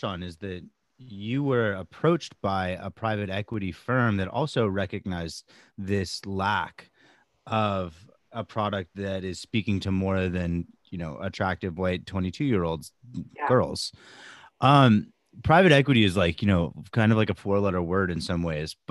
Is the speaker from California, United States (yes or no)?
yes; Southern California, United States; now in Brooklyn, United States; I grew up in Southern California